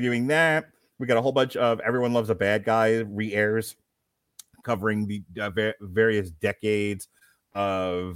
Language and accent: English; United States; I'm an American.